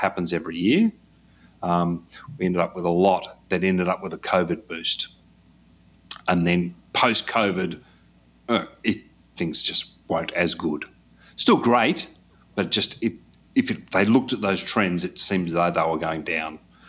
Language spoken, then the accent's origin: English; Australia; For being an Australian, you needed to have a social security number to get onto